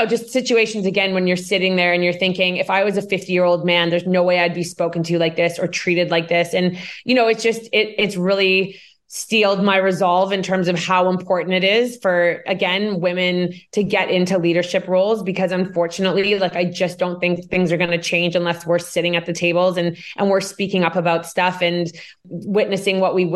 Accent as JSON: {"language": "English", "country": "Canada", "tie": "born or raised there", "said": "I am Canadian. I grew up in Canada."}